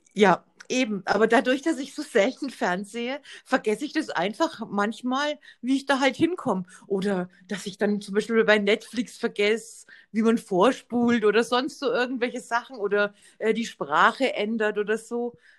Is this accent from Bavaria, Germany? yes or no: yes; Bavaria, Germany; bei uns in Bayern